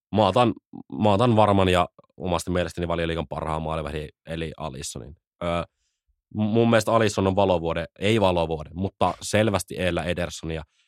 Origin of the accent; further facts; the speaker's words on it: Jyväskylä, Central Finland, Finland; Jyväskylässä, Meitsin kotikulmilla.